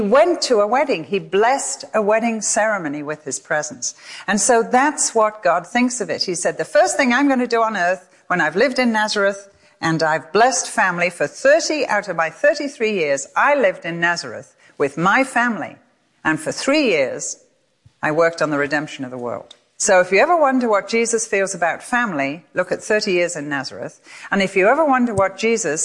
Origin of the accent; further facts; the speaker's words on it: England, United Kingdom; moved away as an adult; now in United States; I come from England